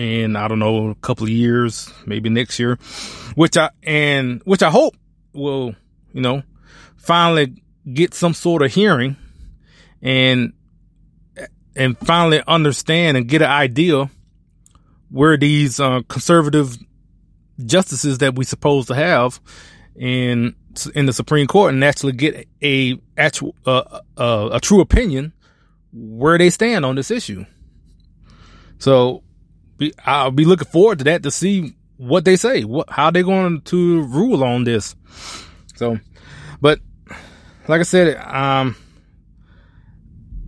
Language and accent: English; Alabama, United States; now in Texas, United States; I was born and raised in Alabama